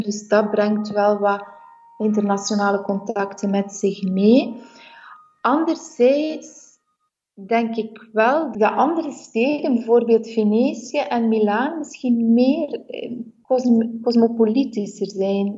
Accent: Bruges, Flanders, Belgium; moved away as an adult; also born or lived in Brussels / Leuven; now in Italy; ik ben in Brugge geboren en opgegroeid

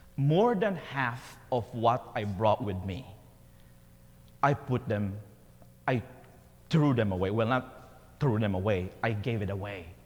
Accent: Philippines; as a Filipino

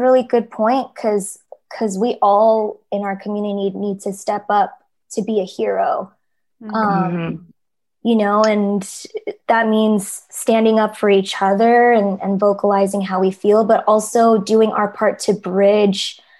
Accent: Fremont, California, United States; growing up in Fremont, you know, Katrina and I, like we had every type

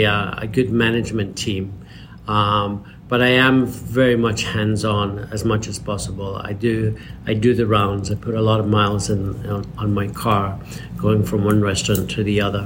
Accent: Edinburgh, Scotland, United Kingdom; also born or lived in Los Angeles, United States; now in Palm Springs, United States; I was raised in Scotland

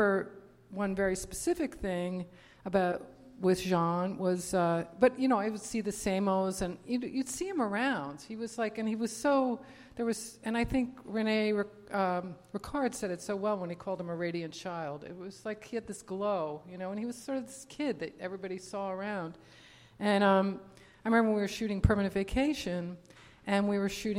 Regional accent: New Jersey, United States; also born or lived in New York City; now in New York, United States; I was born in New York City, and I grew up in New Jersey

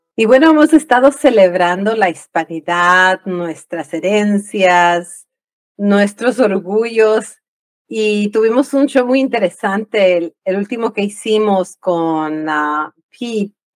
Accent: Ecuador; moved away; yo crecí en el Ecuador

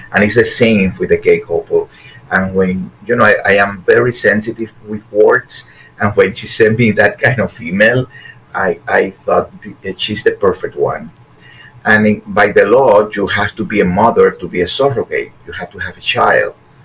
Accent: Havana, Cuba; moved away; also born or lived in Guantanamo, Cuba / Miami, United States; We moved from Guantanamo to Havana

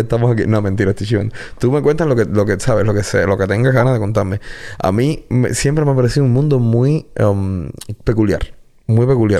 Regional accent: Guanabacoa, Havana, Cuba; also born or lived in Regla / La Lisa; Yo soy de Guanabacoa. O sea, nacido, criado en Guanabacoa.

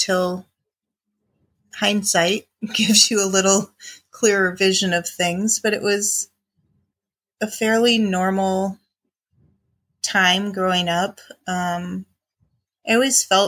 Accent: Chicago, Illinois, United States; I grew up in the Midwest in Illinois with my mom, my dad, and one brother who's younger than me.

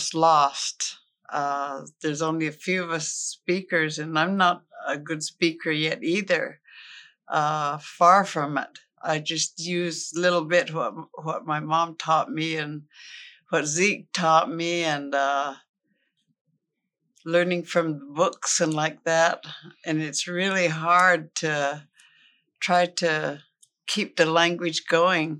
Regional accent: Muckleshoot, Washington, United States; I am from Muckleshoot

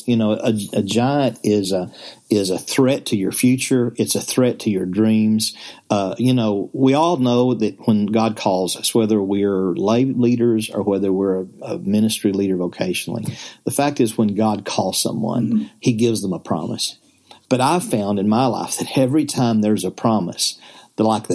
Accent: the Ozarks, Arkansas, United States; I'm from the Ozarks in Arkansas.

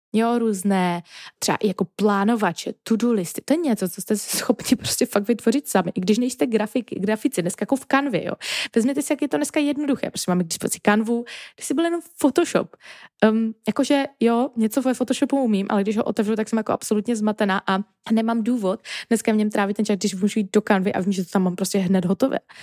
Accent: Czechia; first language Czech; je to třeba i náš jako rodný jazyk

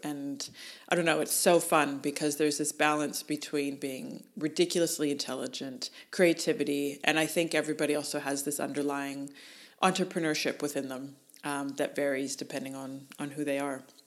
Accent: Canada; moved away as an adult; now in Australia; As a Canadian

